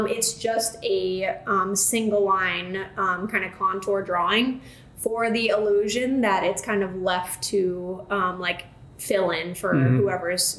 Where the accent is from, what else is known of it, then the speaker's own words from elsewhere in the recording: Lakeland, Florida, United States; also born or lived in Indianapolis, Indiana; Indianapolis, but been in Lakeland my whole life. So I went to all like the public schools